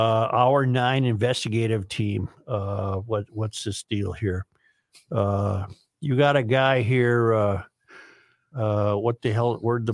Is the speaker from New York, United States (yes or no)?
no; Minnesota, United States; now in Iowa, United States; Well, I am from Minnesota, but currently at a college, in college at the University of Iowa.